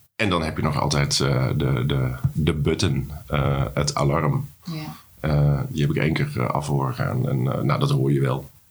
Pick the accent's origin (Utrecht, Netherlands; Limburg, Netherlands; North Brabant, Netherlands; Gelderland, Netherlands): North Brabant, Netherlands; now in Amsterdam, Netherlands; als jongetje uit, eh, uit Brabant